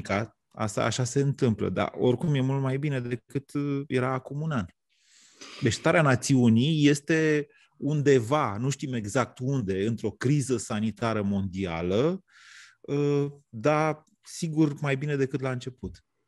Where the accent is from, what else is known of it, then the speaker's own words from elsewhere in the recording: Romania; noi românii